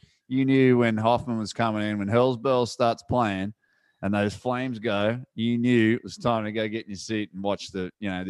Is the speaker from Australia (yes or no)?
yes; Australia; moved away; I come from Australia and I never forget where I come from